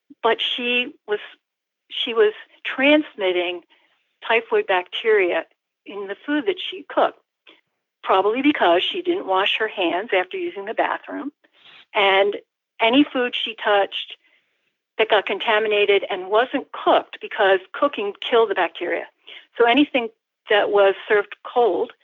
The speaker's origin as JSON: {"language": "English", "town": "Ithaca", "region": "New York", "country": "United States", "tie": "born or raised there", "said": "my hometown of Ithaca, New York"}